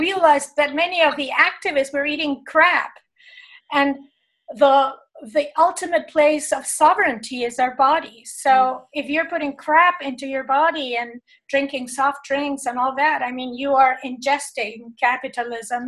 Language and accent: English; Buenos Aires, Argentina; I was born in Argentina, in Buenos Aires